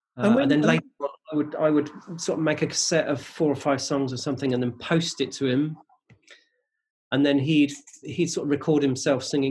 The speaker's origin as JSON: {"language": "English", "area": "just outside Reading", "region": "South East England", "country": "United Kingdom", "tie": "born or raised there", "said": "We grew up in just outside Reading. It's quite a rural place, a little village"}